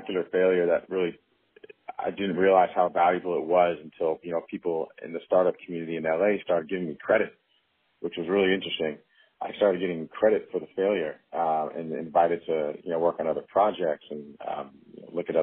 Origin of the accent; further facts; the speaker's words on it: Bay Area, California, United States; also born or lived in Los Angeles; I grew up in the Bay Area and moved to Los Angeles to go to school at USC